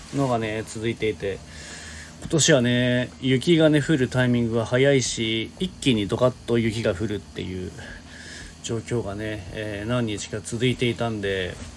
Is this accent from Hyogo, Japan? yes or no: no; Niigata, Japan; 新潟に住んでて小さい頃からねもう雪国で育って